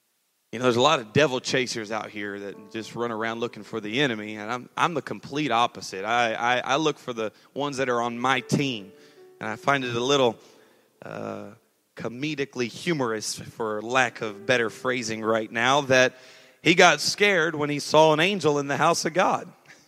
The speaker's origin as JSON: {"language": "English", "region": "California", "country": "United States", "tie": "born or raised there", "moved": "yes", "said": "It may not sound like it anymore, but I was raised right here in SoCal. I realize I have a little bit of a twang now, but that is because I have moved away since about 6 years ago."}